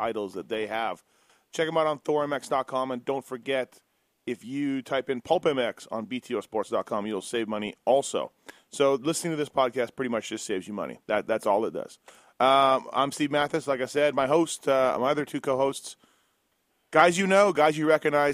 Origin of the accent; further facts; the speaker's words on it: Canada; I'm Canadian